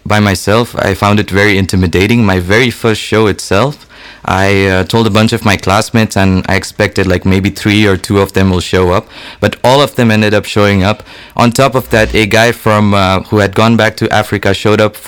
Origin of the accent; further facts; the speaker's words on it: India; moved away as an adult; now in Leuven, Belgium; I'm a student from India and I've been staying in Belgium for the last 3 years